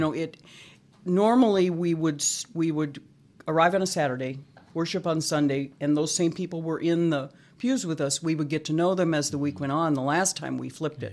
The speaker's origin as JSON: {"language": "English", "town": "Scottsdale", "region": "Arizona", "country": "United States", "tie": "born or raised there", "said": "I was born and raised in Scottsdale"}